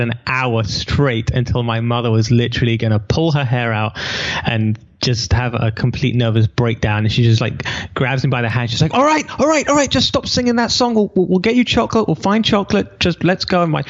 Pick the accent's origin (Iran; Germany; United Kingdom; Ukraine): United Kingdom; England; moved away as an adult; now in Israel; I'm an English boy who's never been to America.